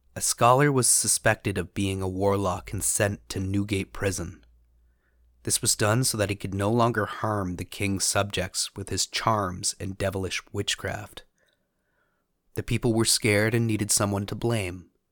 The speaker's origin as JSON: {"language": "English", "country": "Canada", "said": "As a Canadian"}